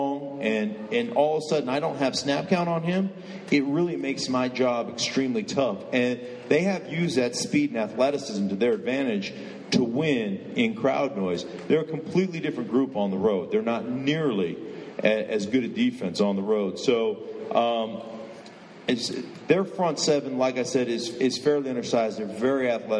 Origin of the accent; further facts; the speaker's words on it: Alaska, United States; moved away; I grew up in Alaska